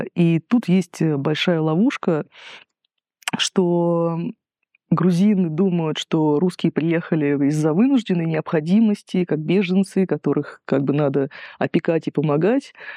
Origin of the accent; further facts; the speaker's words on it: Russia; now in Georgia